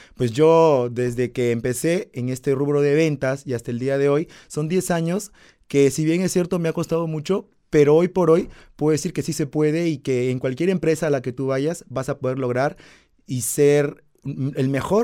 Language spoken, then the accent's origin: Spanish; Peru; Yo soy peruano